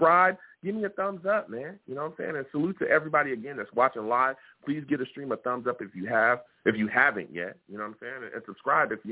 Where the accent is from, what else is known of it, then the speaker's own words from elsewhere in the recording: West Coast, United States; I live in California. I grew up on the West Coast